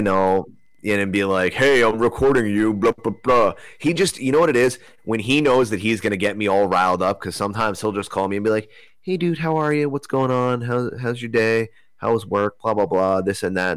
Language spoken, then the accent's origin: English; Broward County, Florida, United States; I was born in Broward County.